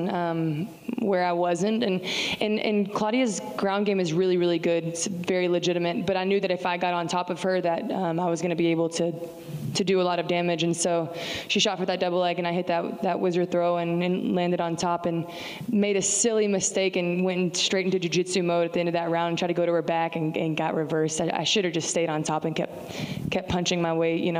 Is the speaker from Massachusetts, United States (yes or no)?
no; Texas, United States; I'm a Texan. Like, you cut me open and I bleed little Lone Stars.